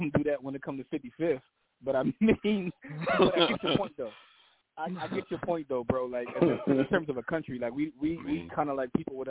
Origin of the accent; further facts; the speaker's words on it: Canada; I'm Canadian.